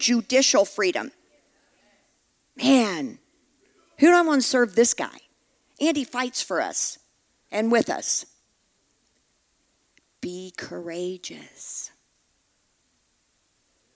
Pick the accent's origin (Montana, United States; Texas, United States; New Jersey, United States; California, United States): Texas, United States; I'm from Texas